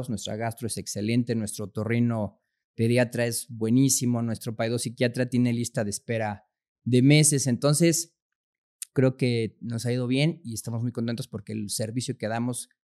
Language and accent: Spanish; Chihuahua, Mexico; born there; now in Puebla, Mexico; yo nací en Chihuahua, Chihuahua, soy hijo de militar, entonces anduvimos por muchas partes de la República.